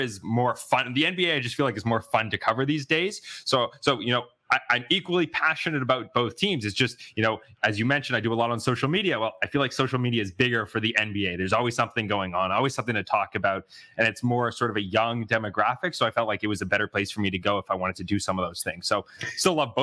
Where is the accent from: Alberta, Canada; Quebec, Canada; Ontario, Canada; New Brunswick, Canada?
Ontario, Canada; Toronto; moved away as an adult; also born or lived in Montreal / Chicago / Eau Claire, Wisconsin; No, so I grew up in Toronto. Okay. Local kid